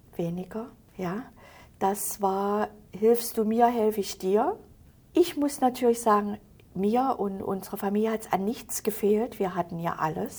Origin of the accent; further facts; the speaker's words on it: Halle, Saxony-Anhalt, Germany; moved away as an adult; also born or lived in Hesse; Ich bin geboren in Halle, im Stadtteil Trotha. Das ist eine sehr schöne Gegend gewesen.